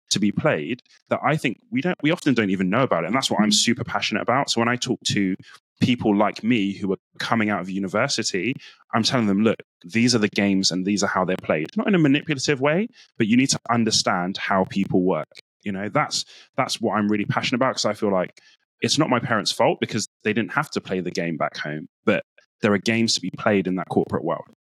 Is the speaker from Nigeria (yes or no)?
yes; Nigeria; So as a Nigerian, it's actually like for me quite taboo to be telling you, I'm good at this